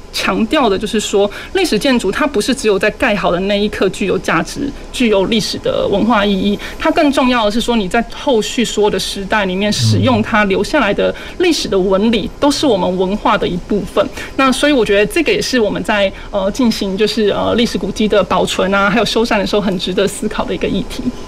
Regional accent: Kaohsiung, Taiwan; 身为高雄人，然后然后又身为是在高雄教书的教书的老师

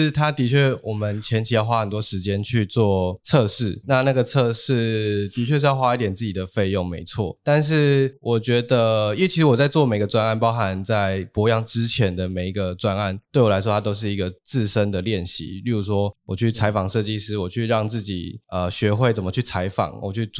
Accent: Taiwan; first language Taiwanese Hokkien; Chinese is a second language; 然后再来是我的母语是台语，那因为其实印刷厂的这些大哥啊都是讲台语比较多，所以他们会觉得我其实很亲切

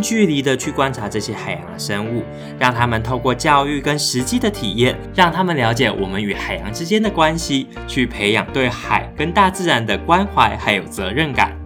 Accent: Xinwu, Taoyuan, Taiwan; moved away; also born or lived in Taipei; 我的家是在桃园海边的信丰

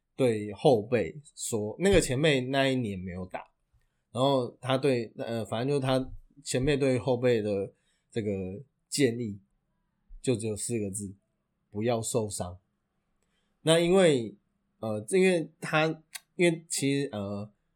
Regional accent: Taiwan; 以我们台湾人的运动习惯

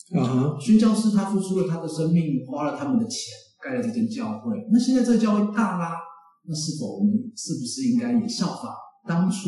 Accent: Taipei, Taiwan; 哎，其实我没有很喜欢都市，因为我本身是台北人。

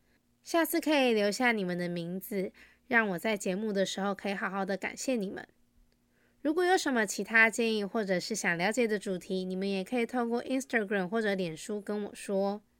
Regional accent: Taiwan; 虽然我生在台湾，住在台湾

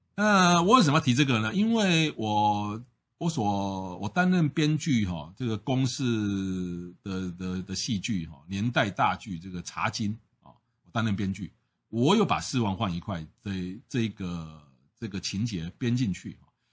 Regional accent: Taiwan; 我们台湾人赚的钱是日本人的百分之七十五

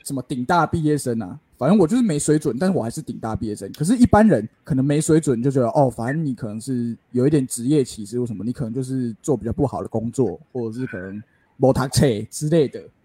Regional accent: Taiwan; accent: Taiwanese; 没有我讲这么台式口音

